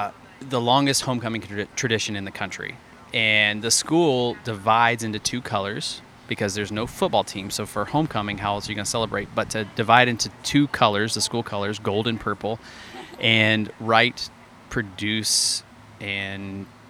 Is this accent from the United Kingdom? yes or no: no; Alabama, United States; Yeah, so also from Alabama.